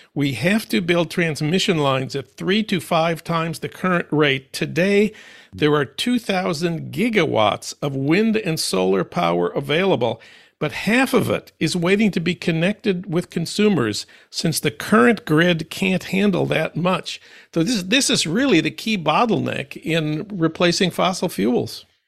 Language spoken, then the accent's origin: English; St. Paul, Minnesota, United States; my hometown of St. Paul